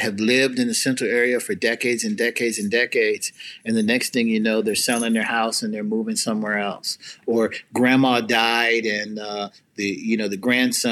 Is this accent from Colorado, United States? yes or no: no; Seattle, Washington, United States; When I grew up in Seattle, I had a wonderful experience in the Black community here